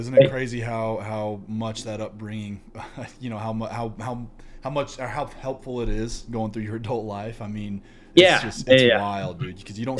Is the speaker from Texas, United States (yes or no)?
no; Savannah, Missouri, United States; now in Utah, United States; I'm from the Midwest, right? And I always tell people I'm from Kansas City, because right now I live in Utah, which I hate. But I tell everybody I'm from Kansas City, just because nobody knows where Savannah, Missouri is. It's 4,000 people